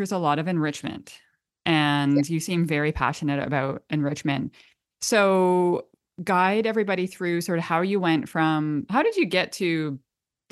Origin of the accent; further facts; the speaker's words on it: Canada; accent: Canadian; my Canadian accent comes out a bit.